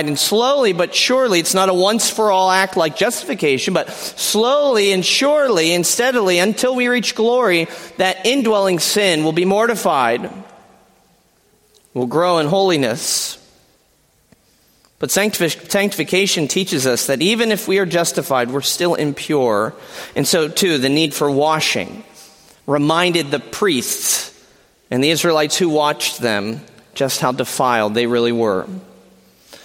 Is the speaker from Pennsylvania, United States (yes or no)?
yes; Pennsylvania, United States; moved away as an adult; now in Kalamazoo, United States; I am a proud PA resident, born and bred